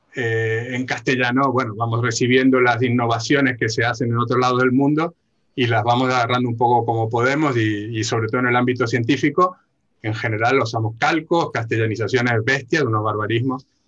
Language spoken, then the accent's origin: Spanish; Argentina; como buen argentino